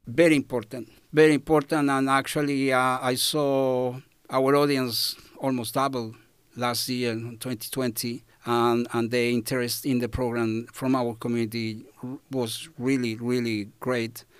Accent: Chile; English is a second language; moved away as an adult; now in Australia; I come from Chile, so country in South America

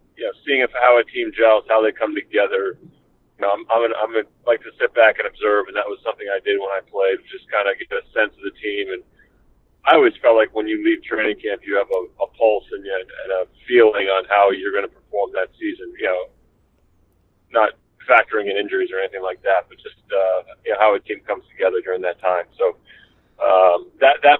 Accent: Pennsylvania, United States; my hometown in Pennsylvania

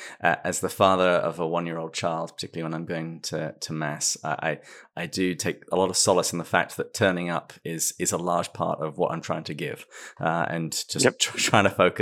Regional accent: England, United Kingdom; now in United States; Well, I'm English. You certainly get philosophy in pubs, but that's just about it.

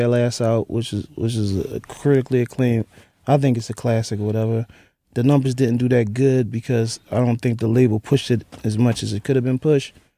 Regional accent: Philadelphia, Pennsylvania, United States; I was from North Philly

